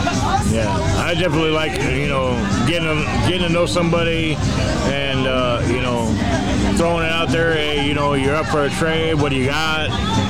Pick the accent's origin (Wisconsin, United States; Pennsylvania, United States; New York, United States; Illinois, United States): Illinois, United States; Chicago; I'm from Chicago.